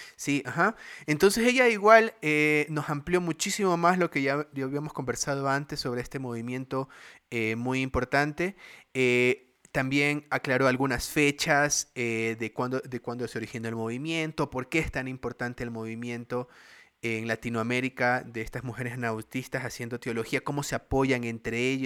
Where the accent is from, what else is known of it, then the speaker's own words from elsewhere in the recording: Guayaquil, Guayas, Ecuador; soy acá de bien guayaco del Barcelona, de Guayaquil